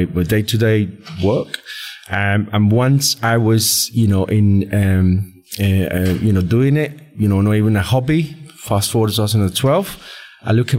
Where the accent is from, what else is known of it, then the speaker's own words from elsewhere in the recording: Colombia; moved away as an adult; now in United Kingdom; I'm from Colombia, born and raised in Colombia